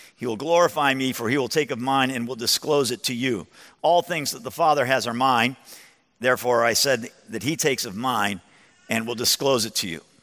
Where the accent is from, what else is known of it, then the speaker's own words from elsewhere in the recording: Chicago, Illinois, United States; I'm from Chicago, but I'm 56 years old